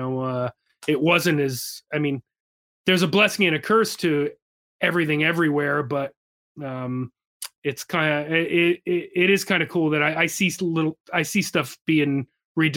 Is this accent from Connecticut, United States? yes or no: yes; Wallingford, Connecticut, United States; a hometown show right in Wallingford, Connecticut, where I'm from